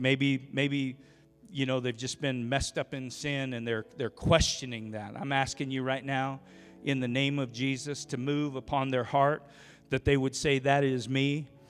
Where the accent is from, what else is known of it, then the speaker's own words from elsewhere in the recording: Oregon, United States; also born or lived in Idaho / Jacksonville, North Carolina; now in Rupert, United States; grew up in Oregon